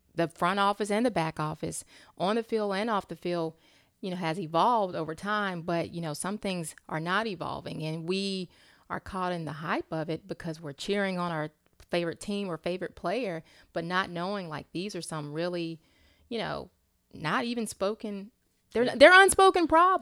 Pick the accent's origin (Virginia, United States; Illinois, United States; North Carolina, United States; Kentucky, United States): North Carolina, United States; Charlotte; I'm from Charlotte